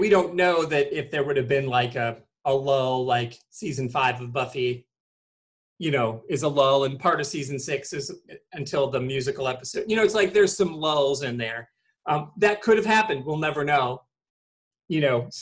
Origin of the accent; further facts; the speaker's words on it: Michigan, United States; I'm from Michigan